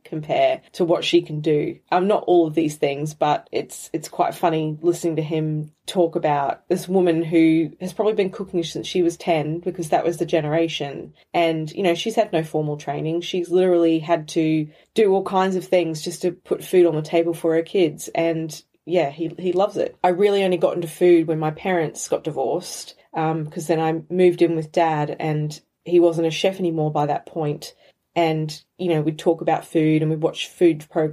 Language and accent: English; Brisbane, Queensland, Australia; now in Bristol, United Kingdom; I live in Bristol and I'm originally from Brisbane, Australia